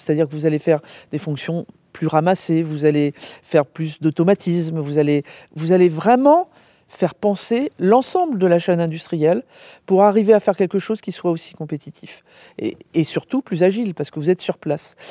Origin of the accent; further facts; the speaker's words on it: Brest, Brittany, France; also born or lived in Rennes; Moi je suis né en Bretagne, donc déjà, et euh, donc à Brest, vous voyez, tout au bout.